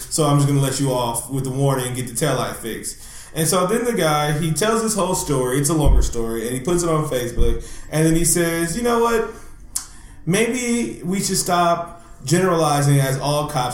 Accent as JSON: {"language": "English", "town": "Oakland", "region": "California", "country": "United States", "tie": "born or raised there", "said": "I'm from East Oakland, California"}